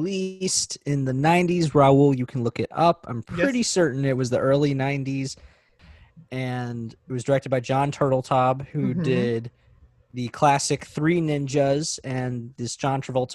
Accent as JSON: {"language": "English", "town": "St. Louis", "region": "Missouri", "country": "United States", "said": "I am from Missouri, specifically St. Louis."}